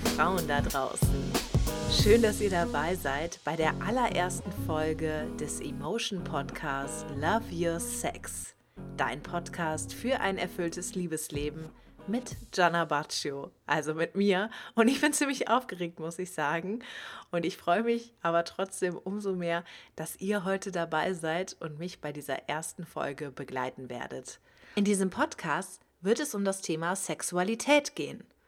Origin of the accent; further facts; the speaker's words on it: Cologne, North Rhine-Westphalia, Germany; now in Hamburg, Germany; Ich komme eigentlich aber aus Köln. Ja, man kann sagen, dass ich eher ländlich aufgewachsen